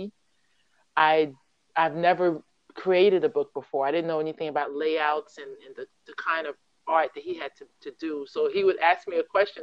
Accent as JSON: {"language": "English", "country": "United States", "moved": "as an adult", "lives_now": "South Korea", "said": "I'm American. I've been in Korea for it will be 5 years this April."}